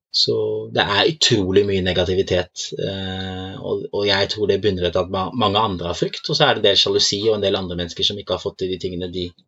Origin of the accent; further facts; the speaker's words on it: Norway; jeg er fra Norge